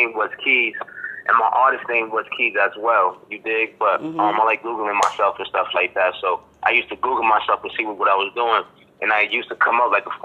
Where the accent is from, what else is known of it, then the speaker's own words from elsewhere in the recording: Boston, Massachusetts, United States; accent: Boston; I'm from Boston, Mass. Boston, Mass.